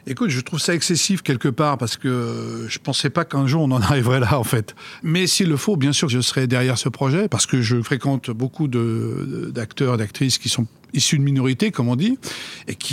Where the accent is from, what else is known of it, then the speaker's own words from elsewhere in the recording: France; suis né là-bas. Je suis français, mais, ça ne me dérange pas, bien sûr, euh, qu'on, qu'on m'assimile à l'Algérie.